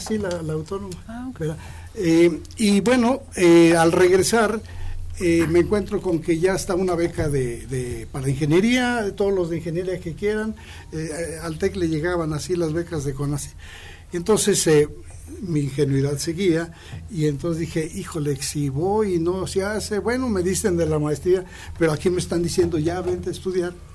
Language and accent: Spanish; Aguascalientes, Mexico; moved away as an adult; also born or lived in Monterrey / Durango; soy nativo de aquí de Aguascalientes. Nací el 21 eh, de octubre de 1951